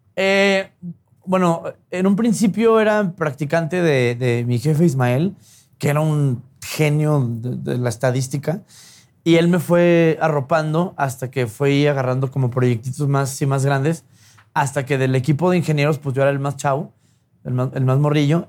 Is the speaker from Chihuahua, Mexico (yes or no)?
yes; Chihuahua, Mexico; yo nazco en Chihuahua hace 37 años, que me va súper más joven, entiendo. Este, y, infancia padre, güey. O sea, feliz niño de rancho